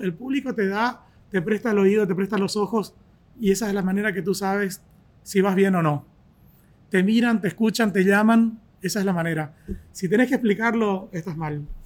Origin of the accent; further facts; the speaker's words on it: Argentina; moved away; soy argentino